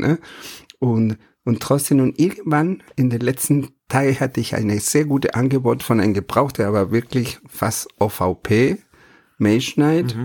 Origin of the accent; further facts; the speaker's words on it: Argentina; German is a second language; moved away; ich bin kein Holländer, sondern ich komme aus Argentinien